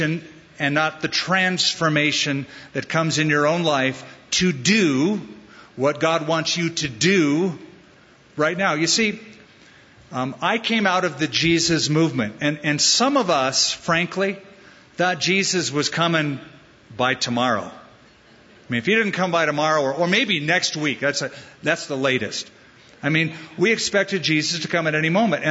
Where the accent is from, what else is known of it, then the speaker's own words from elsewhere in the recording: Southern California, United States; moved away as an adult; now in Albuquerque, United States; Southern California is my Jerusalem. That's my hometown.